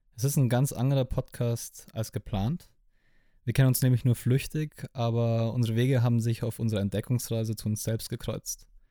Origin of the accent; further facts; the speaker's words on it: Landsberg am Lech, Bavaria, Germany; Ich komme aus Landsberg am Lech. Das ist eine kleine Stadt in der Nähe von München im wunderschönen Bayern.